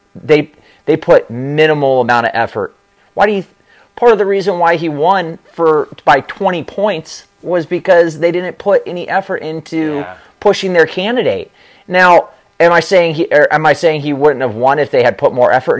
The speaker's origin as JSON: {"language": "English", "region": "Southern California", "country": "United States", "moved": "yes", "lives_now": "Florida, United States", "said": "I'm from Southern California, and San Diego"}